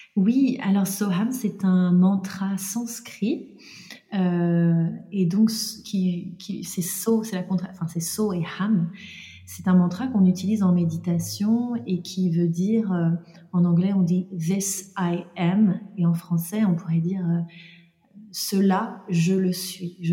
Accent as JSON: {"language": "French", "area": "Jura, eastern France", "region": "Bourgogne-Franche-Comté", "country": "France", "tie": "born or raised there", "said": "je suis née donc dans le Jura, dans l'est de la France, dans une petite ville, euh, dans un environnement euh, euh voilà plutôt rural"}